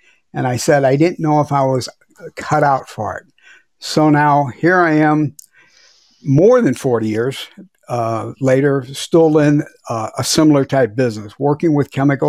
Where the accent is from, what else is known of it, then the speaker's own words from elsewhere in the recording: Missouri, United States; It was Manchester Road in DePere, Missouri. I do. I grew up on Kent Stern, right next to OKVAC